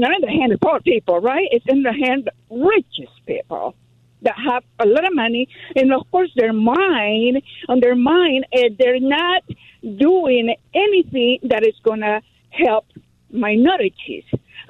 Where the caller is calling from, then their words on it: Los Angeles, California, United States; English is a second language; Hi, from Los Angeles, California.